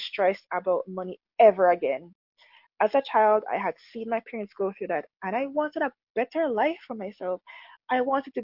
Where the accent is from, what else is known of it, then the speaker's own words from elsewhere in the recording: Jamaica; when I was growing up, we grew up in Jamaica